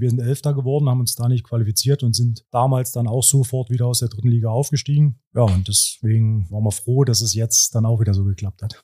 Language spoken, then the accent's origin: German; Cottbus, Brandenburg, Germany; moved away as an adult; also born or lived in Hoyerswerda / Erzgebirge; now in Aue, Germany; bin in Hoyerswerda geboren, bin in Cottbus groß geworden, habe dort Handball gespielt